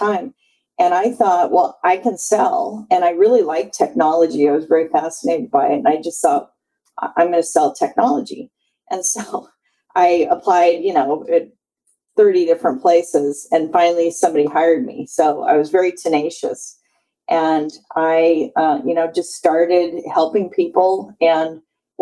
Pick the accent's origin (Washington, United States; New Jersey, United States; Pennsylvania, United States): Washington, United States; Seattle; moved away as an adult; also born or lived in Boston; I grew up in Seattle